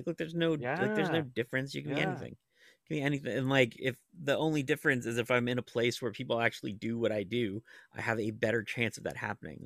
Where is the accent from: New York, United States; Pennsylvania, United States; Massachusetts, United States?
Pennsylvania, United States; Monroeville; That is my mall in my hometown.